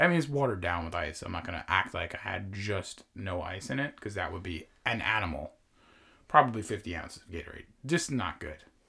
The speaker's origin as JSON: {"language": "English", "area": "Long Island", "region": "New York", "country": "United States", "tie": "born or raised there", "said": "we grew up in New York, on Long Island, in Long Island"}